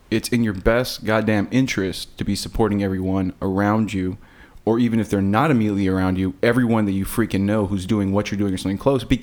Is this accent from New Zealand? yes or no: no; Texas, United States; also born or lived in Miami, Florida; I was born in Texas, and that's where I live right now. But I grew up in Miami for about a third of my life.